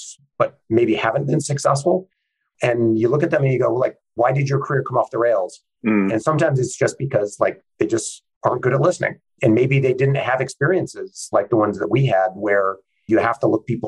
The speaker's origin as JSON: {"language": "English", "town": "Santa Barbara", "region": "California", "country": "United States", "tie": "born or raised there", "said": "I grew up in Santa Barbara, California"}